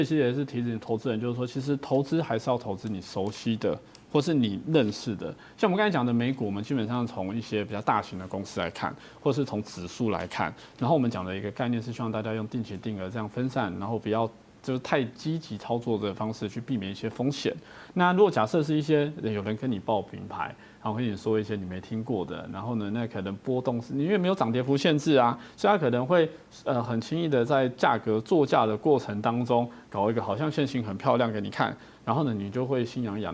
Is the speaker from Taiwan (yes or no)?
yes; Taiwan; 我们台湾人喜欢用一个盖子把自己扣住